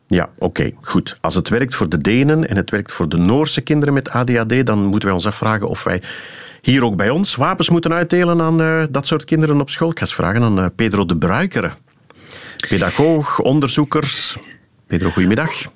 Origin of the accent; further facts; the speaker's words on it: Flanders, Belgium; Wij zouden zeggen als Vlamingen